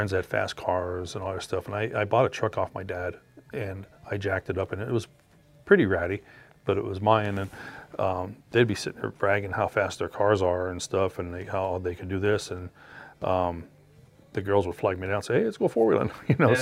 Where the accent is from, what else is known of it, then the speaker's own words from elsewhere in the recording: Frackville, Pennsylvania, United States; This is my hometown. This is where I was born and raised.